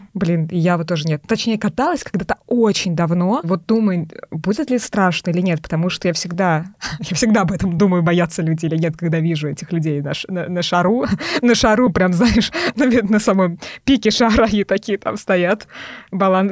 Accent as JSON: {"language": "Russian", "town": "Tolyatti", "region": "Samara Oblast", "country": "Russia", "said": "я из Тольятти, Тольятти"}